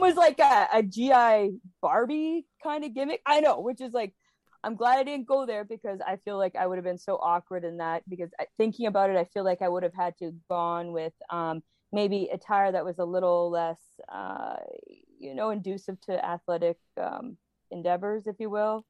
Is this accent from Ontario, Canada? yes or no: yes; Toronto, Ontario, Canada; We are in such an awful position here, specifically in Ontario. I, I'm from Toronto.